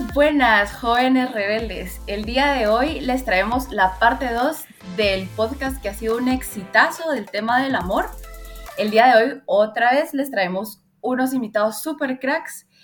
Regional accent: Honduras; now in Guatemala; Soy hondureña, pero ya llevo un montón de tiempo viviendo aquí en Guatemala

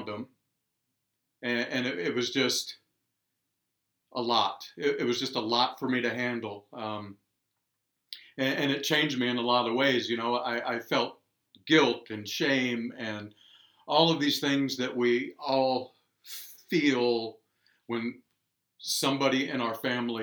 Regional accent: Virginia, United States; moved away as an adult; now in Quad Cities, United States; I'm originally from Virginia, and about 10 years ago, I ended up in the Quad Cities and have made a home out of it.

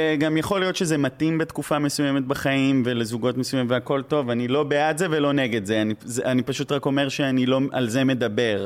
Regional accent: Israel; accent: Israeli; גרתי שם אה, כמה שנים, אבל זה עדיין מבטא מאוד, נראה לי, ישראלי

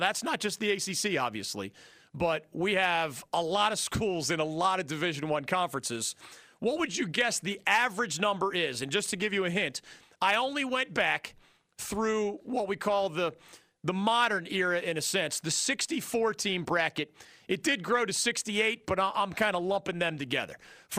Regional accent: Philadelphia, Pennsylvania, United States; also born or lived in Illinois; now in North Carolina, United States; not a North Carolinian. I'm not by birth or my being raised in Philadelphia either. Born in Illinois, raised in Philadelphia. Can I call myself a North Carolinian after 31 years?

